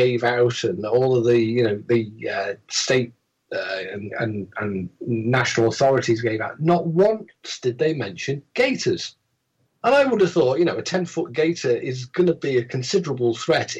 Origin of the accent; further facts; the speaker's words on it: United Kingdom; we're British